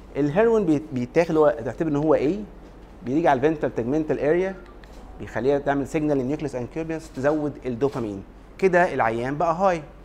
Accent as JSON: {"language": "Arabic", "country": "Egypt", "said": "عندنا في مصر"}